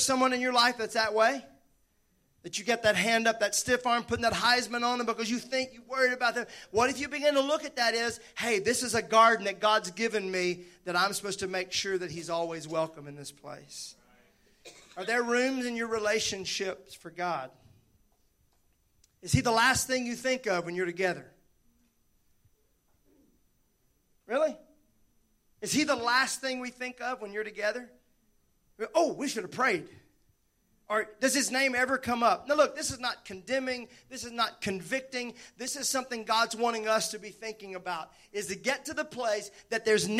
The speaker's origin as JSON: {"language": "English", "region": "Mississippi", "country": "United States", "said": "I'm from Mississippi."}